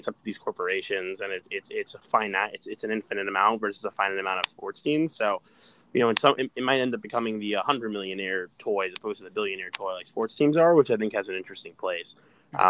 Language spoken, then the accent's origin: English; New York, United States; I'm from New York